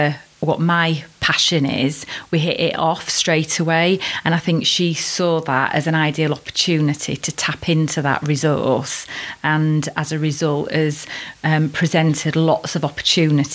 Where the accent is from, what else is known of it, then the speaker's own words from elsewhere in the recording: Worksop, East Midlands, United Kingdom; now in Chesterfield, United Kingdom; I was born and bred in Worksop back in 1974